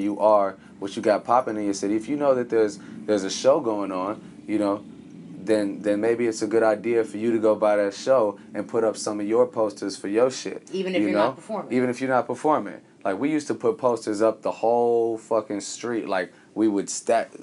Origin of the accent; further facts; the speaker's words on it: Chicago, Illinois, United States; I'm from Chicago